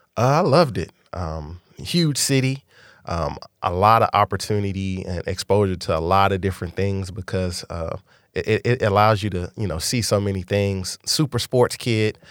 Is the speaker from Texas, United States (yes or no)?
yes; Dallas, Texas, United States; born or raised there; also born or lived in San Antonio